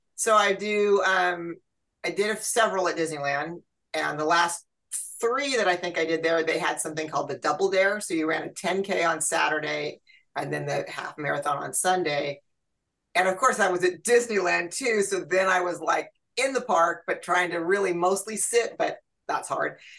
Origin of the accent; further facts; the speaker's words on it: Santa Cruz, California, United States; moved away as an adult; also born or lived in Fairfield, California; now in Rocklin, United States; I grew up in Santa Cruz